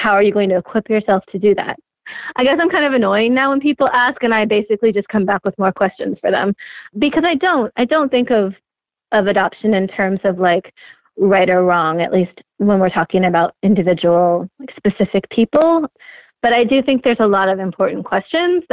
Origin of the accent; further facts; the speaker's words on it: Oregon, United States; moved away; I was back in my home state. I'm not from Portland, but a lot of my friends have moved there and my sister's there